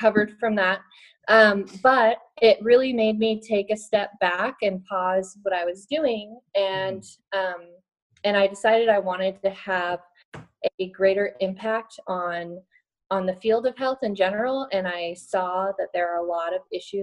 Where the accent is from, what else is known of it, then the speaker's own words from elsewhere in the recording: Reno, Nevada, United States; now in Atlanta, United States; I currently live in Atlanta, Georgia, and I'm originally from Reno, Nevada, in the Sierra Nevada mountains